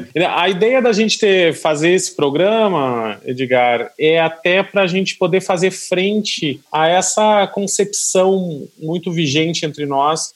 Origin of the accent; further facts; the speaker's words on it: Gaúcho, Rio Grande do Sul, Brazil; moved away; Eu já sou gaúcho